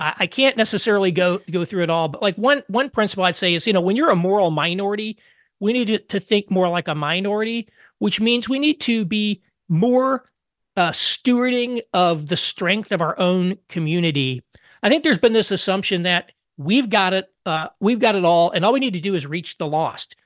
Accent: southern Indiana, United States; also born or lived in Detroit / Chicago / New York City; now in Indianapolis, United States; I grew up about four miles outside of a six, uh, town of sixty-four people in southern Indiana

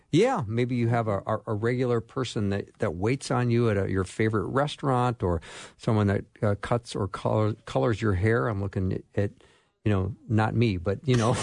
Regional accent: Edina, Minnesota, United States; Edina, Minnesota, which is my hometown.

